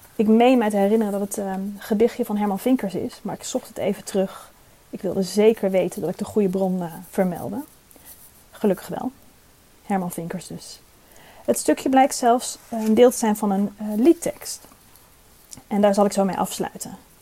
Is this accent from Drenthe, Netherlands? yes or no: yes; Drenthe, Netherlands; zelf kom ik uit Drenthe en hoop ik, eh, trots te blijven op mijn Drentse afkomst